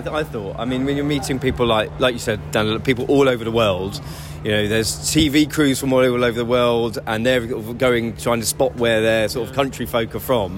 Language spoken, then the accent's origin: English; United Kingdom; we're British